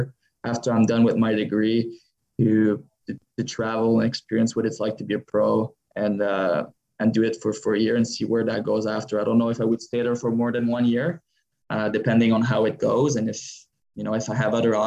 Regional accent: Montreal, Quebec, Canada; moved away; I'm from Montreal area

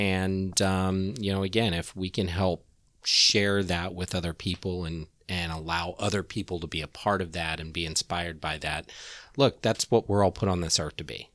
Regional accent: Kansas, United States; moved away as an adult; now in Orlando, United States; I grew up in Kansas. Um, and growing up as a gay kid in the eighties in, you know, small town Kansas

